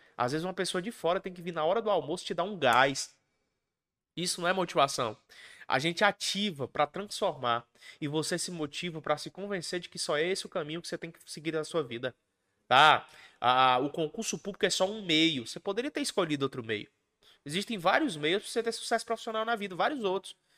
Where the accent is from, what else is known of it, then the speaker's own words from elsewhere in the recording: Ceará, Brazil; also born or lived in Mato Grosso do Sul; Eu sou cearense.